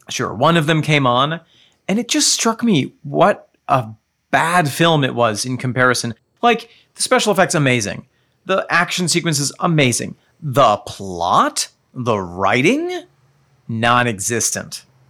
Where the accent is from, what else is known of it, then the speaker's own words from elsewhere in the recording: United States; I, as an American